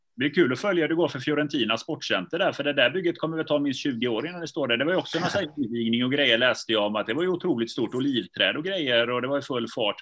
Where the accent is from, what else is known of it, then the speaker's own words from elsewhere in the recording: Gothenburg, Västra Götaland, Sweden; Jag är själv är från förorten, jag är från Biskopsgården